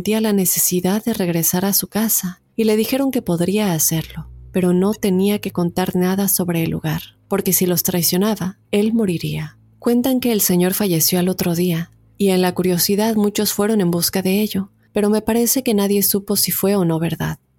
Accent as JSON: {"language": "Spanish", "town": "Tulancingo", "region": "Hidalgo", "country": "Mexico", "said": "Yo soy de Tulancingo, Hidalgo, México una ciudad vieja, ya que cuenta con asentamientos prehistóricos y se cree que son muy viejos."}